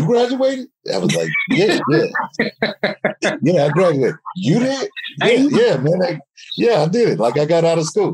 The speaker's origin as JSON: {"language": "English", "town": "St. Louis", "region": "Missouri", "country": "United States", "tie": "born or raised there", "said": "growing up in St. Louis, you got those relatives"}